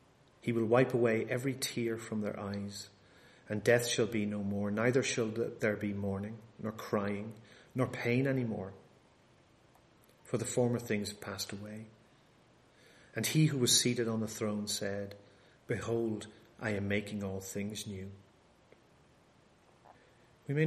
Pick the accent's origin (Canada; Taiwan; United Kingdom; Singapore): United Kingdom; Bangor, Northern Ireland; now in United States; But strange enough, we actually have some of them in my hometown back in Bangor in Northern Ireland.